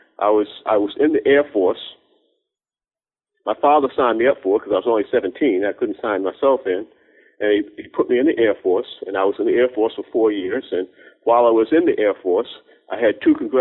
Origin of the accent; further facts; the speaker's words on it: Cambridge, Massachusetts, United States; I was raised initially in Cambridge, Massachusetts